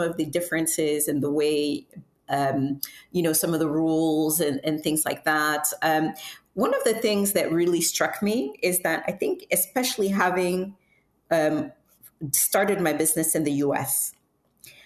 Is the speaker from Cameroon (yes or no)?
yes; Cameroon; moved away as an adult; also born or lived in United States; I was born and raised in Cameroon